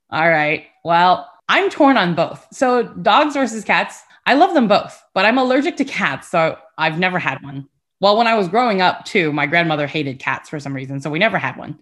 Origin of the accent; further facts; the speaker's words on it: Houston, Texas, United States; also born or lived in California / Taiwan / Sugar Land, Texas; I grew up in Houston and Sugarland as well